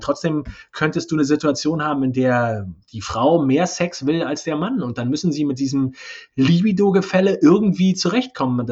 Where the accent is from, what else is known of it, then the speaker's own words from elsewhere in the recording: East Germany, Germany; Ich bin ja gebürtige Ossi.